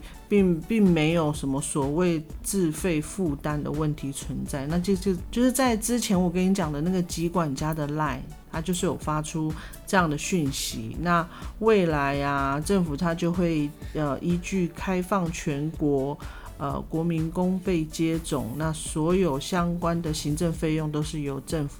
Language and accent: Chinese; southern Taiwan, Taiwan; 高铁跟台铁，然后就很害怕，就是乡下我们南部人就很担心，就很怕